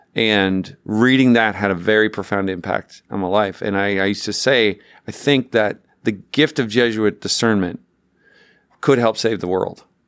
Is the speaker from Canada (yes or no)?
yes; Newfoundland and Labrador, Canada; I grew up in Newfoundland, Canada